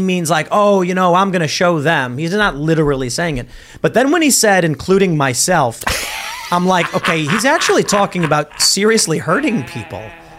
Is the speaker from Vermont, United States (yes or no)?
no; Chicago, Illinois, United States; where are you from? I was like, Chicago. You're like, yeah, me too, where? I was like, oh, by Midway.